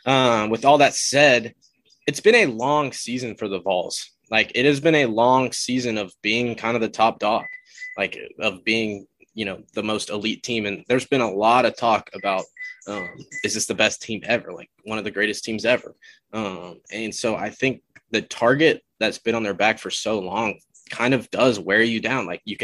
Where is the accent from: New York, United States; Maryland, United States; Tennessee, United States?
Tennessee, United States; Nashville; I grew up, we grew up in Nashville.